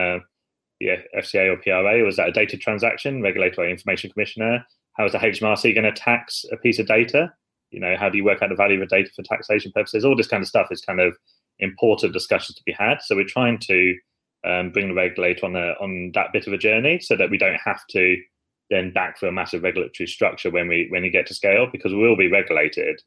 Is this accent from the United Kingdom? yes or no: yes; United Kingdom; We like to underplay ourselves quite a lot as British people